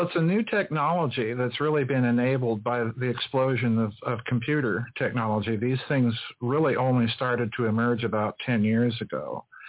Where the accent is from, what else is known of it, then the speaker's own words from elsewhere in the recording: Sioux Falls, South Dakota, United States; I grew up in the Methodist, old Methodist Episcopal Church in Sioux Falls, South Dakota